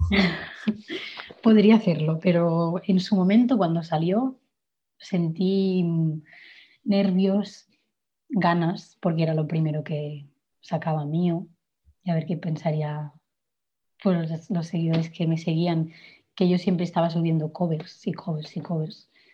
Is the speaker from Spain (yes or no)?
yes; Igualada, Catalonia, Spain; yo soy de Igualada